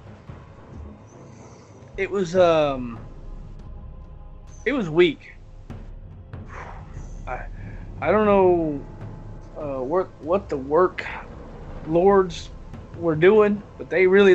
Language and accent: English; the South, United States; I'm from the South